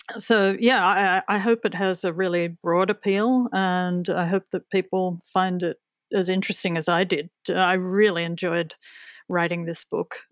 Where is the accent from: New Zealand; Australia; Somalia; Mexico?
Australia; as an Australian